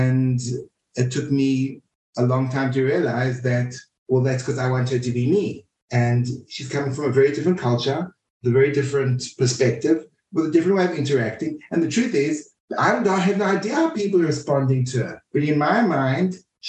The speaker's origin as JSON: {"language": "English", "country": "South Africa", "said": "Culturally, I'm very South African"}